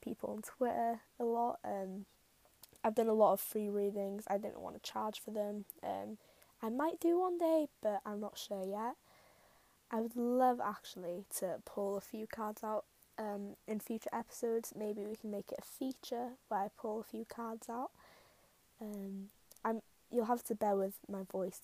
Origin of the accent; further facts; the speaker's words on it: Wales, United Kingdom; I am Welsh, so I feel a connection to like my ancestors